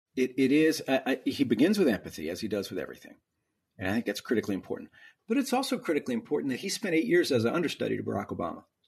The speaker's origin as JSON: {"language": "English", "region": "Texas", "country": "United States", "said": "I'm from a big state, I'm from Texas."}